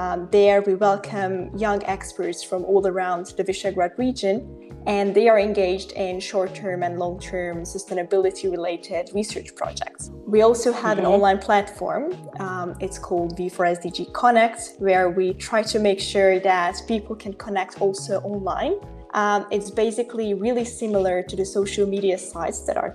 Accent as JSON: {"language": "English", "country": "Hungary", "said": "I'm from Hungary. I live in Budapest"}